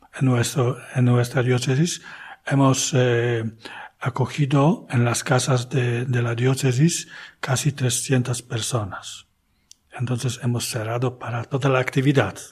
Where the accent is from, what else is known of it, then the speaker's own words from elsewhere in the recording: Archdiocese of Poznań, Greater Poland, Poland; Spanish is a second language; also born or lived in Spain; now in Kalisz, Poland; Nací en la diócesis vecina, arquidiócesis de Poznań, casi en la frontera.